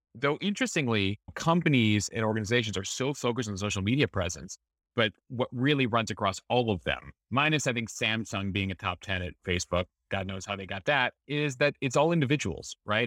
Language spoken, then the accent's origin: English; Chicago, Illinois, United States; a Chicagoan growing up at going to Wrigley Field